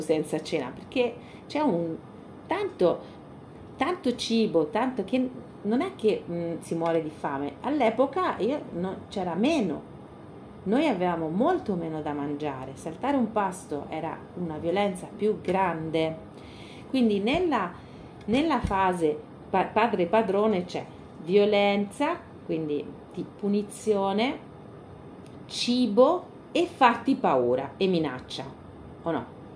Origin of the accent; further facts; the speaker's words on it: Spain; moved away; noi veniamo dalla Spagna profonda